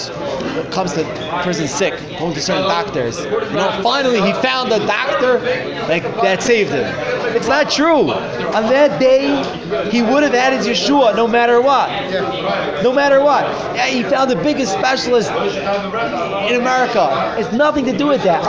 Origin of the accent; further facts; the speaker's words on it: New York City, New York, United States; moved away as an adult; also born or lived in Flatbush, Brooklyn / New Jersey; now in Miami Beach, United States; From Brooklyn